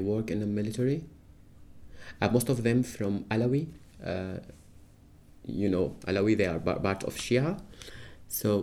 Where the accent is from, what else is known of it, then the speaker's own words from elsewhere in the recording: Damascus, Damascus Governorate, Syria; now in United Kingdom; I grew up in Damascus.